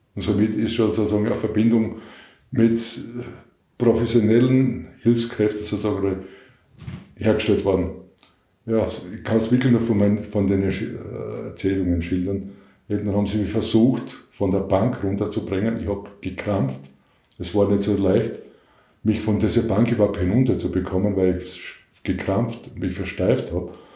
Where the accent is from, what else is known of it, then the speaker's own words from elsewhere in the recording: Western Styria, Austria; Ich komme aus der Weststeiermark